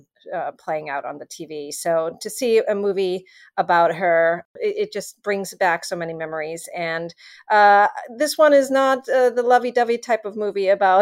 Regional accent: Germany; moved away; I'm from Germany originally

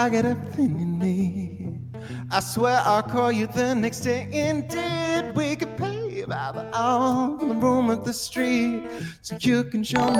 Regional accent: Australia; Yes, I'm actually Australian. Frightfully Australian.

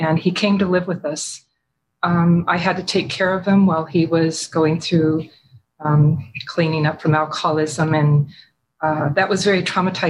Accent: Washington, United States; also born or lived in Michigan; My childhood, I was born in Michigan. My father was a captain in the Air Force. And then I spent a lot of my childhood and young adult life near McCord Air Force Base in Washington. We moved there when I was 3 years old.

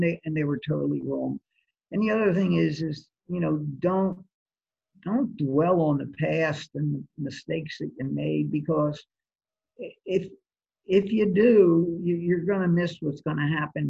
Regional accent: New Jersey, United States; also born or lived in Atlantic City, New Jersey; I grew up in New Jersey, actually. I was born in Atlantic City, okay. Grew up in New Jersey, and I went to Holy Spirit High

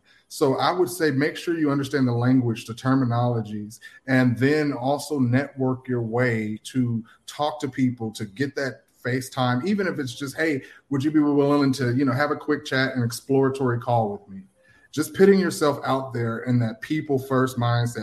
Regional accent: Atlanta, Georgia, United States; moved away as an adult; now in Miami, United States; I'm from Atlanta area. I currently live in Miami now

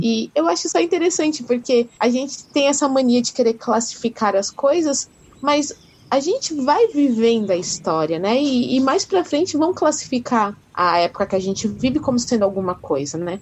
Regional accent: Brazil; eu, pelo menos, nasci no Brasil

